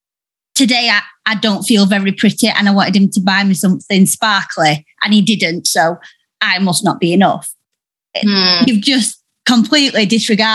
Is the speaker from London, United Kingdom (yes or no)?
no; Yorkshire and the Humber, United Kingdom; I'm from Yorkshire